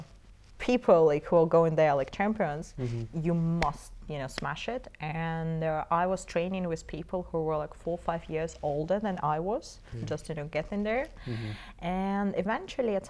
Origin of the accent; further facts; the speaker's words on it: Moscow, Russia; I was born in Moscow.